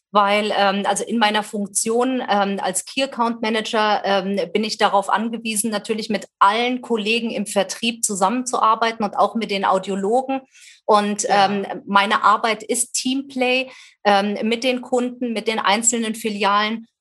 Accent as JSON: {"language": "German", "town": "Wetzlar", "region": "Hesse", "country": "Germany", "tie": "born or raised there", "said": "Ich lebe wieder in meiner Geburtsstadt ähm, Wetzlar in Mittelhessen"}